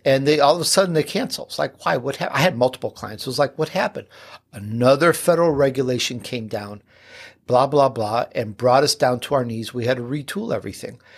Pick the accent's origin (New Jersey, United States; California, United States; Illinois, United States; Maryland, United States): Illinois, United States; Chicago; accent: Chicago; also born or lived in Sicily, Italy; I'm born in Sicily, believe it or not. Um, though, uh, I, I grew up in Chicago, so sometimes that little Chicago accent comes out.